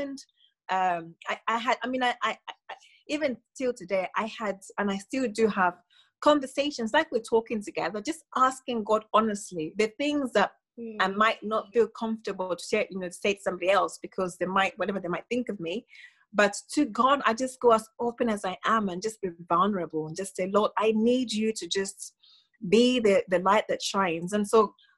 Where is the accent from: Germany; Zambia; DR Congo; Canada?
Zambia; moved away as an adult; now in United Kingdom; growing up in Zambia, we were told, or I was brought up being told, you go to school, get a job, go to uni